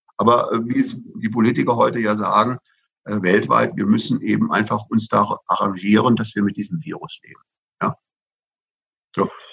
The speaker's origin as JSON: {"language": "German", "region": "Bavaria", "country": "Germany", "said": "bei uns in Bayern"}